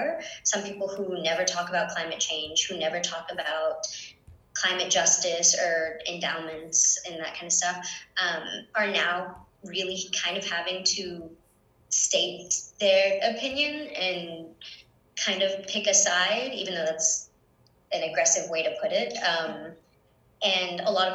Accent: Hartford, Connecticut, United States; also born or lived in Puerto Rico; I'm from Puerto Rico and grew up mostly in the Hartford area

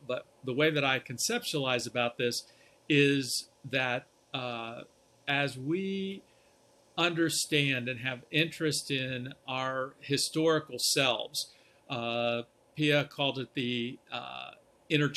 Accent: outside of Columbus, Ohio, United States; I grew up actually outside of Columbus

